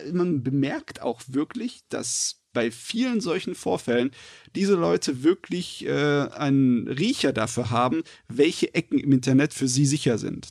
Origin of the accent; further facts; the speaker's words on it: Germany; bei uns in Deutschland